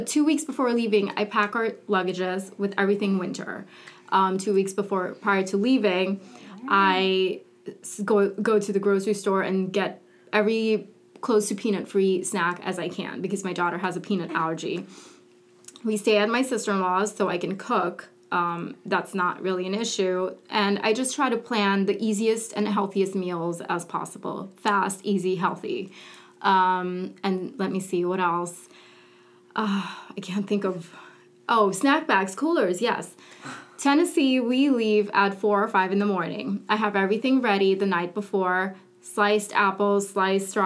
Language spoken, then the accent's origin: English; Curaçao; moved away; I'm from the Caribbean